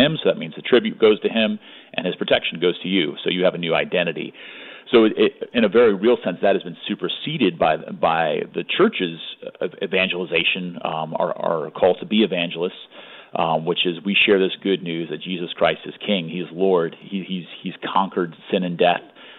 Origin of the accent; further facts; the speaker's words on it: Hawaii, United States; also born or lived in California / Tallahassee, Florida; now in Florida, United States; I'm originally pretty West Coast. I was born in California and grew up in Hawaii, actually. And then moved to Tallahassee, Florida